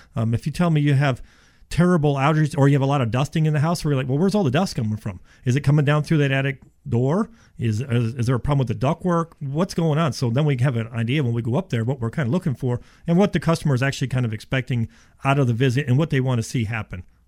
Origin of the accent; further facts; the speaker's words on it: Florida, United States; also born or lived in Ohio; I was born in Ohio, and when I was seven years old, my dad moves us to Florida.